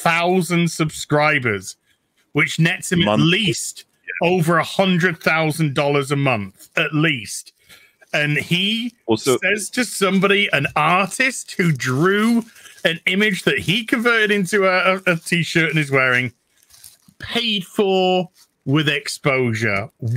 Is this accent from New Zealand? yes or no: yes; New Zealand; New Zealander. I'm a New Zealander. Well, apparently I'm a New Zealander.